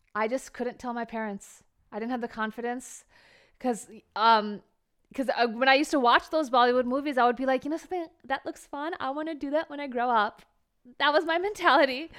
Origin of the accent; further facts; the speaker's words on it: New Jersey, United States; first language Bengali; English is a second language; I was born and raised in America, New Jersey, as we talked about, but my, my parents are from Calcutta, West Bengal.